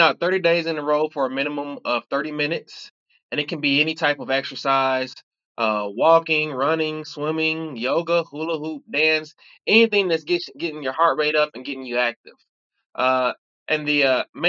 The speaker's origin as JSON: {"language": "English", "town": "Covert", "region": "Michigan", "country": "United States", "tie": "born or raised there", "also_born_or_lived": "Chicago, Illinois", "moved": "as an adult", "lives_now": "Louisville, United States", "said": "my family moved to Michigan. And that's pretty much where I was raised at. Shout out to Covert, Covert, Michigan, CBT"}